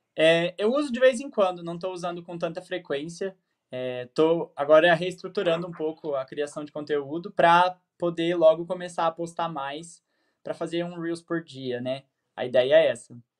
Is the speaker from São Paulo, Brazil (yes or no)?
no; Terra Roxa, Paraná, Brazil; Eu nasci em Terra Roxa, Paraná